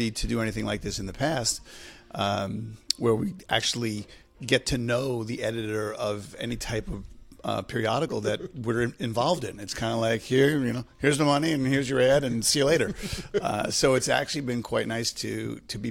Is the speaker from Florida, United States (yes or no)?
no; New York City, New York, United States; moved away as an adult; also born or lived in Boston, Massachusetts; now in Westwood, United States; I grew up in the Bronx with my mother